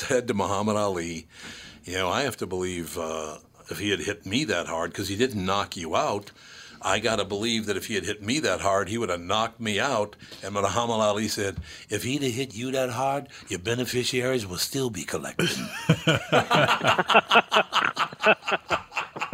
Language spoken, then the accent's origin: English; Minnesota, United States; as a boy who was born and raised in Minnesota, now I did live in New York for several years